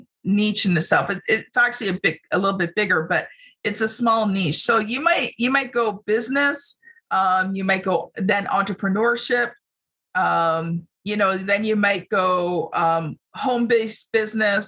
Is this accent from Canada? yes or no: yes; Canada; as a Canadian